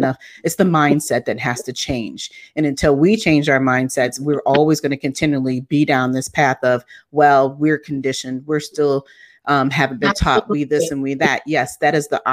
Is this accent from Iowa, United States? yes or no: yes; Davenport, Iowa, United States; moved away as an adult; now in Washington, D.C., United States; I'm originally from Davenport, Iowa